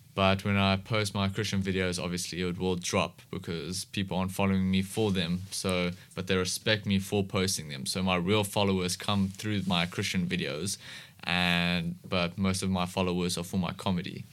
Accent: Cape Town, Western Cape, South Africa; I've been in S, Cape Town, um, most of my life.

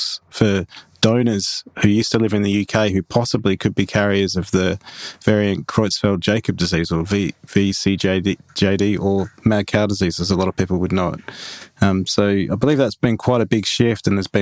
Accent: Australia; also born or lived in Kent, England; I was born in Kent, funnily enough, that you mentioned Kent, in 1980, and immigrated to Australia sort of 18 months later

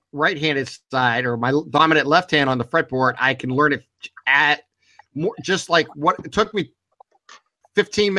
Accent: Boardman, Ohio, United States; I am born and raised in Borman, Ohio

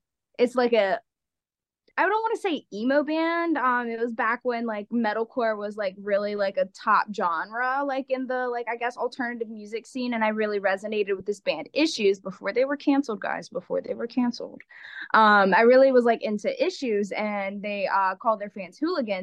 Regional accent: Asheville, North Carolina, United States; moved away as an adult; now in Charlotte, United States; I am from Asheville. I live in Charlotte, but I am from Asheville.

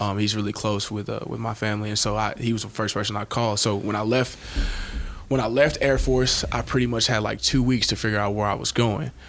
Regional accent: Shreveport, Louisiana, United States; now in Nebraska, United States; I'm originally from Shreveport, Louisiana

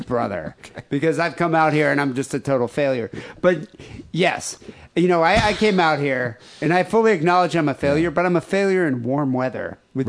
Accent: Michigan, United States; moved away; You really wonder why I left Michigan?

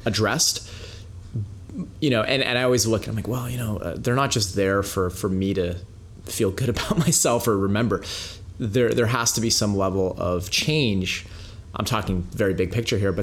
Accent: Canada; also born or lived in Soviet Union; I was born in the Soviet Union, and you know, to a Jewish family. And when we got to Canada, I was like two and a half years old

